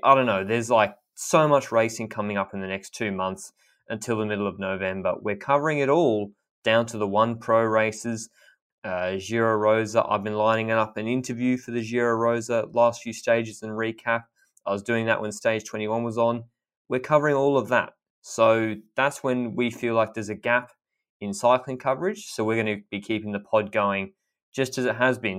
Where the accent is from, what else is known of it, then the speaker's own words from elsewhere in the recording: Australia; I'm coming at this as an Australian who didn't really grow up watching cycling the same way that maybe people in Europe did